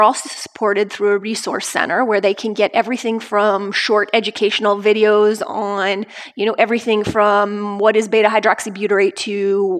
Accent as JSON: {"language": "English", "town": "Lafayette", "region": "Indiana", "country": "United States", "tie": "born or raised there", "said": "Of Lafayette and West Lafayette, Indiana, where everybody is doing low carb."}